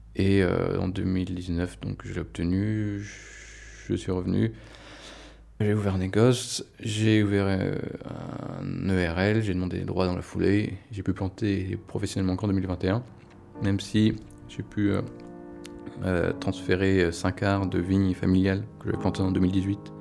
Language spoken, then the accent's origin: French; France; moved away; je redécouvrais un peu ma région natale